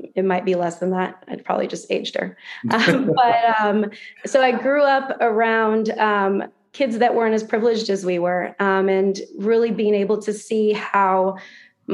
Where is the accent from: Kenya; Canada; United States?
United States; Florida; also born or lived in Santa Fe, New Mexico; I grew up out West, and then actually moved to Florida when I was, I think in like third or fourth grade. So I consider myself a Floridian